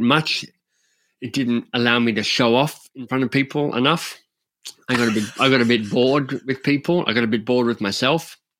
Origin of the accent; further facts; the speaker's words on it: Australia; now in Canada; I'm an Australian living in Canada